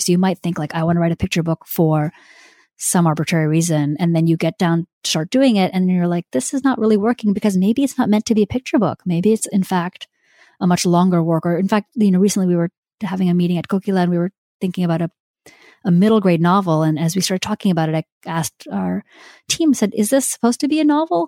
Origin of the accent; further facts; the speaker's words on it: India; I'm Indian